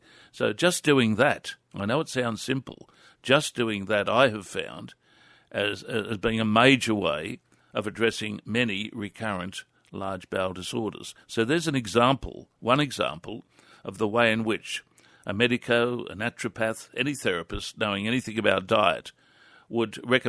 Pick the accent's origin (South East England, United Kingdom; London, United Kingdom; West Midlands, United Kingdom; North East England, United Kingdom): North East England, United Kingdom; Newcastle; Yes, I think it is, because I reflect on the food that I was raised on in Newcastle as a young man. And I was privileged to have been raised in a good working class household